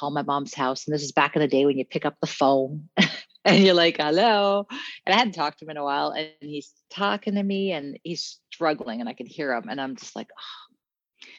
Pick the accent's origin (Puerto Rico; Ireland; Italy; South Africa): South Africa; Cape Town, Western Cape; now in British Columbia, Canada; I'm a West Coast BC girl, but originally I'm from Cape Town, South Africa. And so I grew up, I'm a colored woman